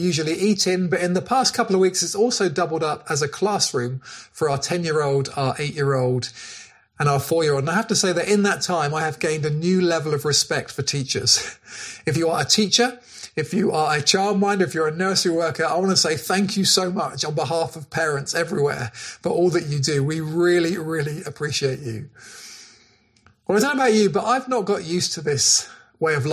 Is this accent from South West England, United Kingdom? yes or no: yes; Cornwall, South West England, United Kingdom; The churches that we grew up in Cornwall